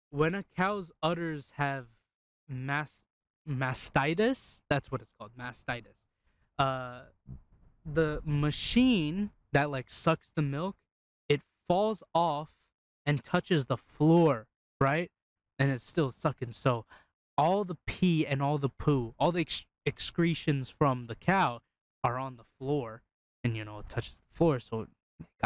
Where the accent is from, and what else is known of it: Turkey